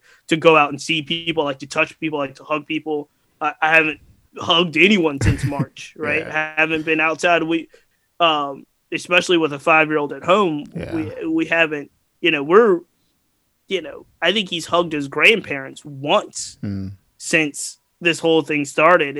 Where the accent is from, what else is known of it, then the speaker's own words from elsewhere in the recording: Glen Allen, Virginia, United States; I grew up in the West City, Henrico and Glen Allen, and I went to Henrico County West End schools.